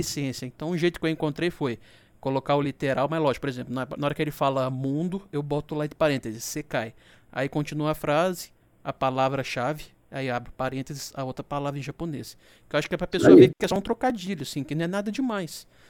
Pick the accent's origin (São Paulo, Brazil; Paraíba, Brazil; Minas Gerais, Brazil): Minas Gerais, Brazil; interior of; eu sou do interior de Minas